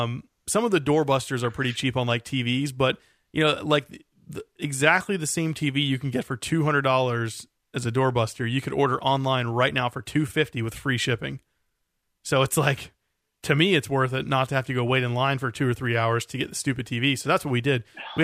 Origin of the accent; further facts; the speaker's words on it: United States; I think it's because it's said in America, you know, by us Americans.